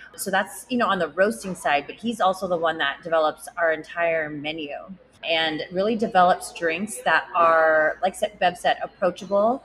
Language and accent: English; San Diego, California, United States; I grew up in Rancho Bernardo